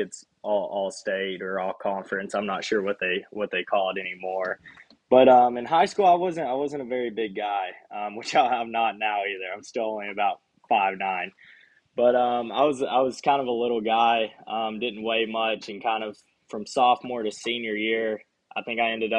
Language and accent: English; Bryant, Arkansas, United States; I'm from Bryant, Arkansas. It's kind of the central Arkansas area around Little Rock. I went to Bryant High School. Have always lived in Bryant my whole life